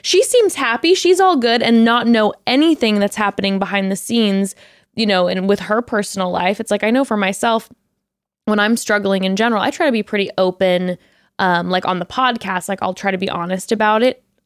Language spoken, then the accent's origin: English; Orange County, California, United States; growing up in Orange County